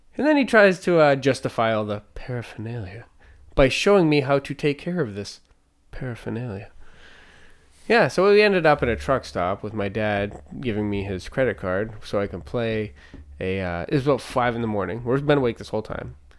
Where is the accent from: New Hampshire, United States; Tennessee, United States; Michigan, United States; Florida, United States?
New Hampshire, United States; Manchester; I'm born in Manchester, New Hampshire